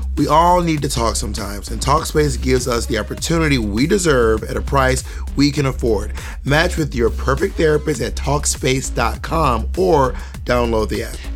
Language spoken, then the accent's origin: English; Columbus, Georgia, United States; moved away; also born or lived in Atlanta, Georgia; I'm from Columbus, Georgia